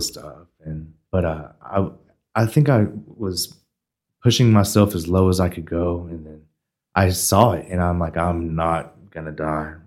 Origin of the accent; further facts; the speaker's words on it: Amarillo, Texas, United States; I was born here, and I was born in Northwest at about four forty six in the morning